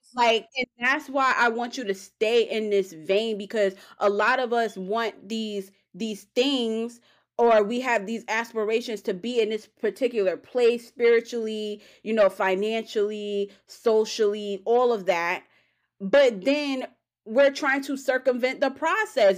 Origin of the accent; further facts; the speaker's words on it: New York, United States; I'm from New York